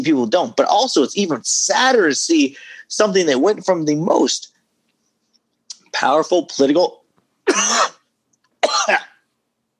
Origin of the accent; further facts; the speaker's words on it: Texas, United States; I'm from Texas